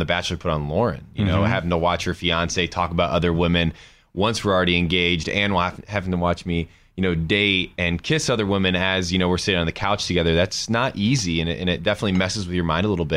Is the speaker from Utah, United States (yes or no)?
no; Indiana, United States; moved away as an adult; now in Denver, United States; I grew up in Indiana